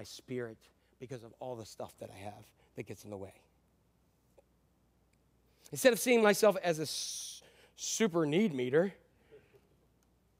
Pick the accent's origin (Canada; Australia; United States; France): United States; I am an American